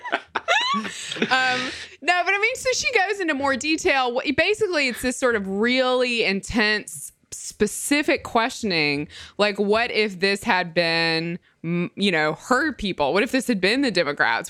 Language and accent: English; Mississippi, United States; I'm from Mississippi